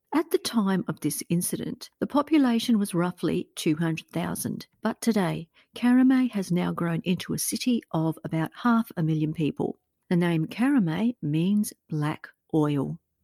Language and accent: English; Australia; a fellow Australian podcaster